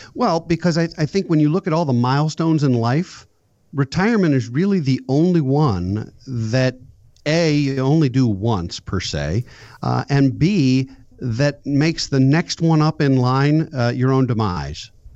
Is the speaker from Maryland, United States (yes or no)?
yes; suburban Maryland, United States; also born or lived in Philadelphia; I live in suburban Maryland, born and raised here, went to school in Philadelphia, and then came back to my hometown.